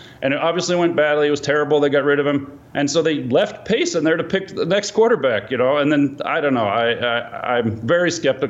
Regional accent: Chicago, Illinois, United States; for me as a Chicagoan

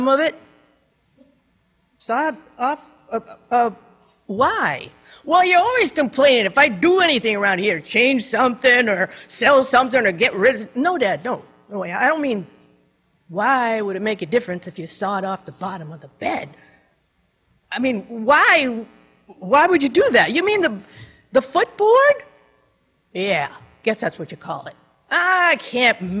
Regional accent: New Hampshire, United States; I was born and raised in New Hampshire, lived here all my life

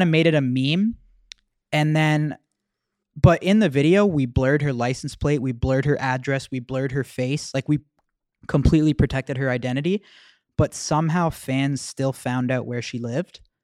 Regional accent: Mississauga, Ontario, Canada; we're from Mississauga

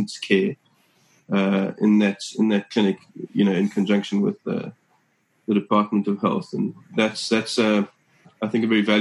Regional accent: Cape Town, Western Cape, South Africa; I was born here in Cape Town

